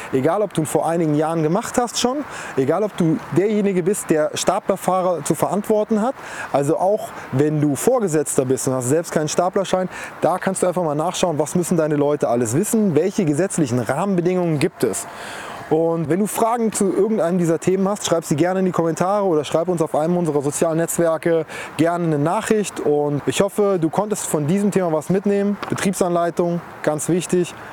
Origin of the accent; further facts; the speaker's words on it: Germany